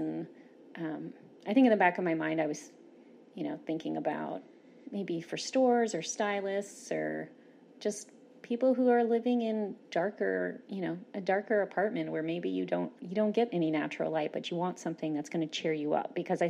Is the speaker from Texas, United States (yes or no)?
yes; Austin, Texas, United States; when I was doing a show and telling people that I was from Austin, you know, you tell people you're from Austin and they just smile